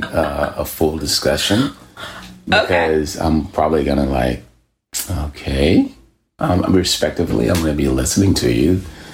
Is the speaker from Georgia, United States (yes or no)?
no; Texas, United States; I'm from Texas